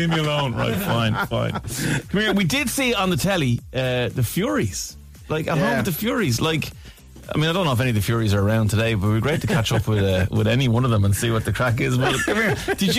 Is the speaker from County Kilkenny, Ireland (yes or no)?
no; Portmarnock, County Dublin, Ireland; you and I are from the same place. We're both from the Marnock.